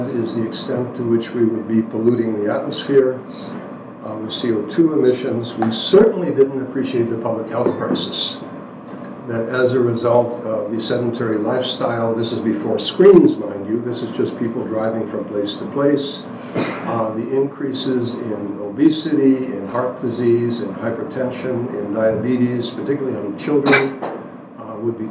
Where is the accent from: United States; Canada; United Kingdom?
United States; New York City, New York; moved away; I was born in Brooklyn, grew up in one of those six-story buildings